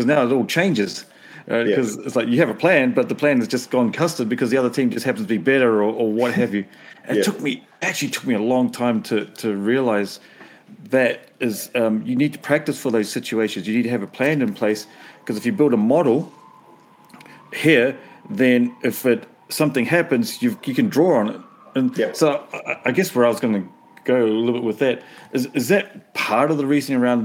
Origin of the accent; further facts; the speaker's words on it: New Zealand; as a Kiwi